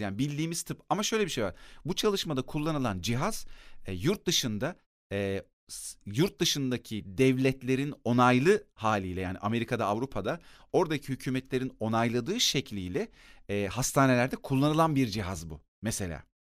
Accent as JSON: {"language": "Turkish", "town": "Akyazı", "region": "Sakarya", "country": "Turkey", "tie": "born or raised there", "said": "Bir de benim yetiştiğim yer Akyazı, Sakarya'nın Akyazı ilçesi."}